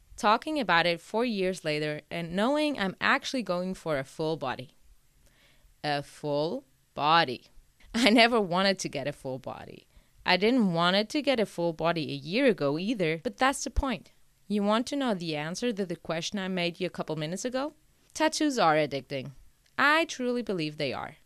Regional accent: Portugal; moved away; my hometown in Portugal since I wasn't living there yet

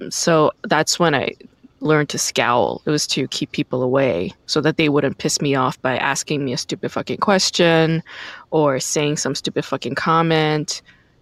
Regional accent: New York, United States; also born or lived in Korea / Brooklyn; I wasn't born in the States. I was born in Korea, and then I lived in Brooklyn, which is very diverse. And then my parents moved the family to like Rockland County, New York, which is the suburbs, and it's very white.

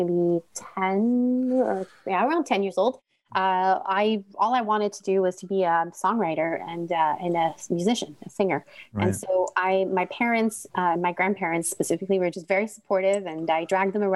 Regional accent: Montreal, Quebec, Canada; moved away as an adult; now in Ottawa, Canada; I'm originally from Montreal, grew up in a very Greek family

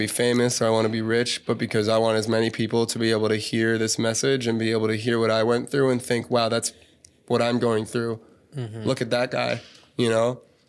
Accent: Cincinnati, Ohio, United States; born or raised there

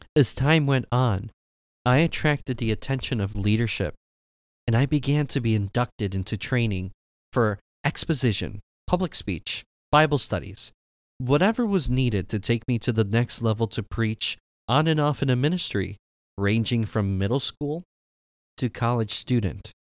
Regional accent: Michigan, United States; My parents came from Mexico, and I was born here in Michigan

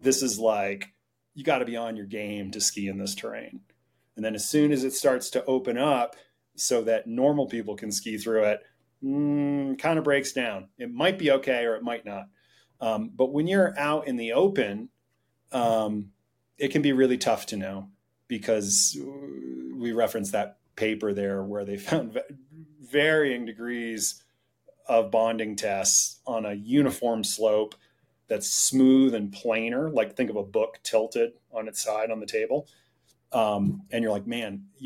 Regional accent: Vermont, United States; I grew up in Vermont

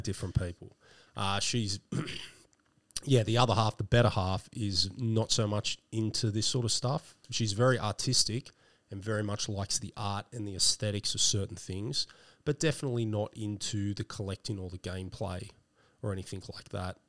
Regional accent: Sydney, New South Wales, Australia; also born or lived in Blacktown; I didn't grow up there. I grew up more around northwestern Sydney. Okay around Winston Hills, then to Castle Hill

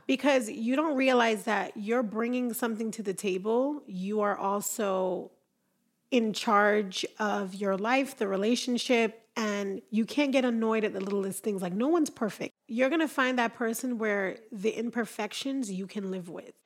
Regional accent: Jamaica; now in Utah, United States

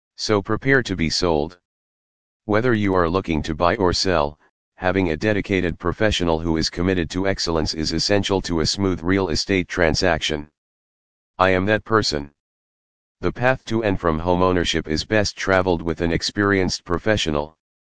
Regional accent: Connecticut, United States; Born and raised in Connecticut, my level of expertise in the local area and market is unparalleled

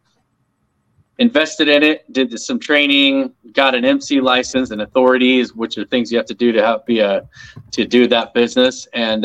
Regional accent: Palmdale, California, United States; I grew up in Palmdale, California

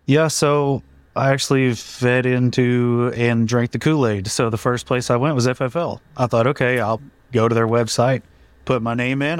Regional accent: Duncan, Oklahoma, United States; I'm from Duncan, Oklahoma, middle of nowhere. No one's ever heard of it

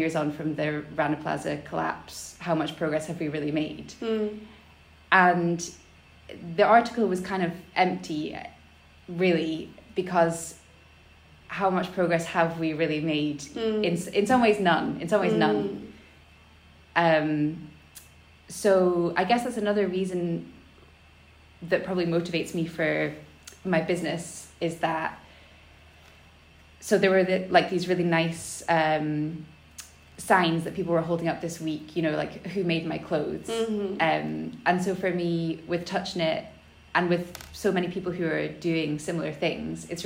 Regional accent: Elgin, Scotland, United Kingdom; I grew up in Elgin, which is in the northeast of Scotland

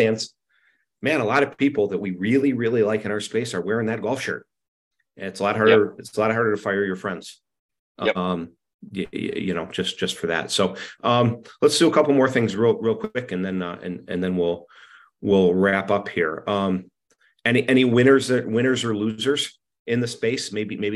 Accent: Penfield, New York, United States; Penfield, New York, my hometown

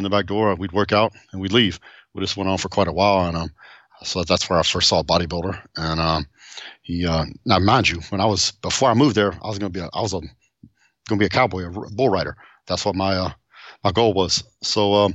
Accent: Seymour, Texas, United States; also born or lived in Tyler, Texas; now in Southlake, United States; I was born in Tyler, Texas, but I grew up in Seymour, Texas

